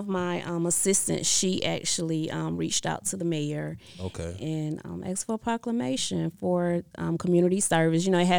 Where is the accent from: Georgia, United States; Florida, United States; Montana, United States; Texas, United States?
Georgia, United States; Geneva; I love Geneva. I love my hometown.